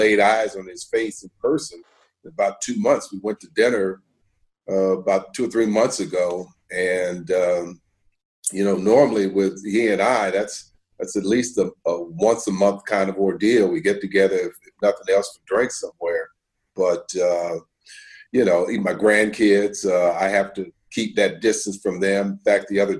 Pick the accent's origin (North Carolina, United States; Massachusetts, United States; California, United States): California, United States; Bay Area; moved away; I'm from the Bay Area